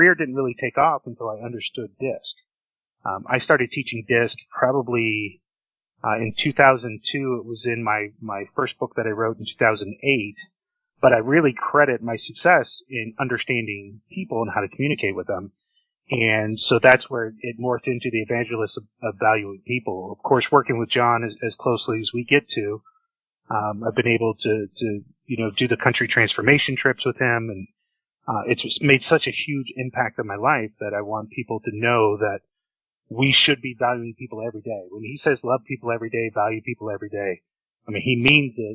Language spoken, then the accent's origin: English; Orlando, Florida, United States; I grew up in Orlando, Florida